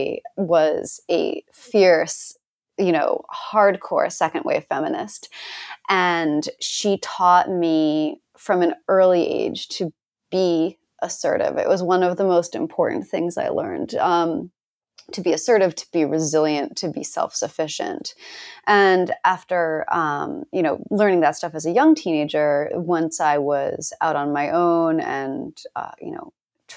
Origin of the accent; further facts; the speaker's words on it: Northeast, United States; I was growing up in, you know, this small town in the Northeast